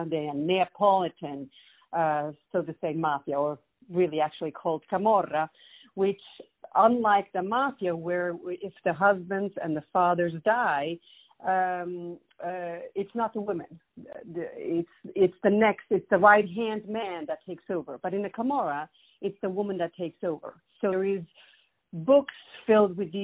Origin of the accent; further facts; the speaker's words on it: Switzerland; moved away as an adult; also born or lived in Italy / New York; now in United States; I was born in Switzerland, but my mom is Greek, and my father was Italian